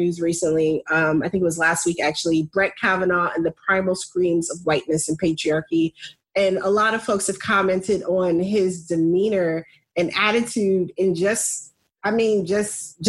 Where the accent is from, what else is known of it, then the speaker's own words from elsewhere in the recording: United States; living here, growing up in America, raising Black children in America